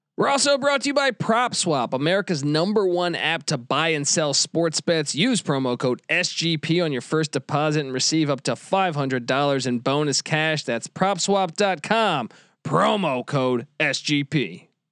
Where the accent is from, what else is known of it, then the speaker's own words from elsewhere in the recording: Washington, District of Columbia, United States; I grew up in Washington, D C